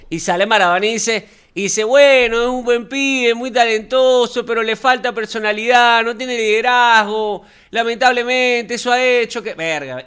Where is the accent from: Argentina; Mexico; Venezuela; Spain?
Venezuela; nosotros como venezolanos